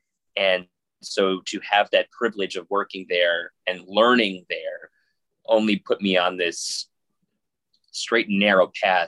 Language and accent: English; Long Island, New York, United States; moved away as an adult; also born or lived in Harrisonburg, Virginia; now in Buffalo, United States; I grew up on Long Island, spent, you know, 20 years of my life there, and worked in New York City, worked in a small market in a place called Harrisonburg, Virginia, which is where James Madison University is, and moved to Buffalo